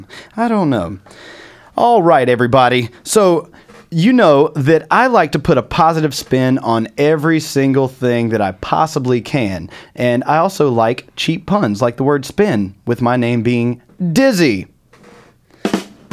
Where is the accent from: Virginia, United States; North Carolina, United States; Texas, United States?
North Carolina, United States; now in New York, United States; we're from North Carolina.